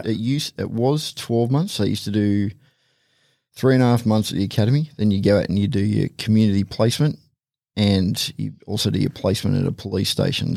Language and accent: English; the Hawkesbury, New South Wales, Australia; I grew up in the Hawkesbury, so it was supposed to say semi-rural, grew up on Acreage